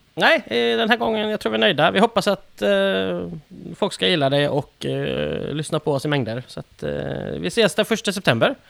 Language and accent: Swedish; Sweden; vi är svenskar och det blir en försvenskad ut, mm. ett, ett försvenskat uttal givetvis